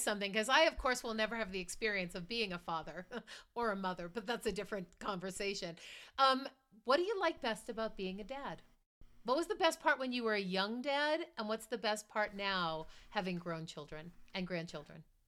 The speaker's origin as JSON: {"language": "English", "town": "Marblehead", "region": "Massachusetts", "country": "United States", "tie": "born or raised there", "said": "I grew up in Marblehead, Massachusetts"}